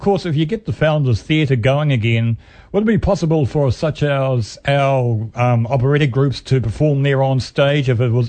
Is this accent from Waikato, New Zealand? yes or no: yes; Cambridge, Waikato, New Zealand; moved away as an adult; now in Hamilton, New Zealand; my hometown of Cambridge